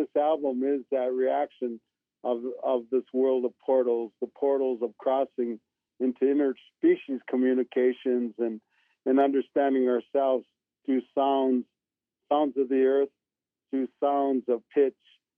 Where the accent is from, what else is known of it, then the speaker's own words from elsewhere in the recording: Iron Range, northern Minnesota, United States; now in Arizona, United States; I'm from the Iron Range in northern Minnesota